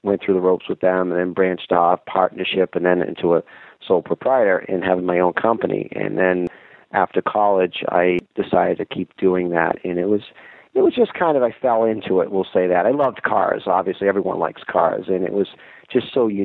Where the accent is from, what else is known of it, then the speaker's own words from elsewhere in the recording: Boston, Massachusetts, United States; moved away as an adult; now in Syracuse, United States; I'm originally from Massachusetts, and now I'm in New York State.